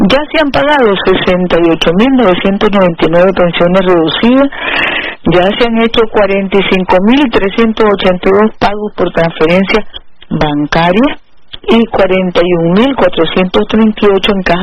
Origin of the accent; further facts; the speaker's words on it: Nicaragua; aquí somos los nicaragüenses, hijos de Darío, hijos de Sandino